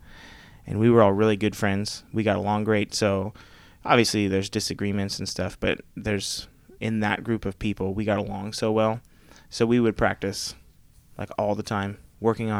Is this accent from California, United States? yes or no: no; Sugarcreek, Ohio, United States; I grew up in Sugar Creek, which is a little town like 20 minutes from Dover, Philly area